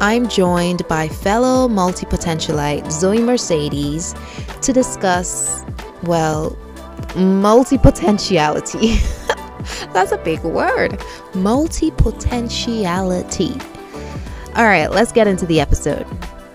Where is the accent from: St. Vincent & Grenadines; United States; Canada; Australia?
St. Vincent & Grenadines; accent: Vincentian; growing up in the Caribbean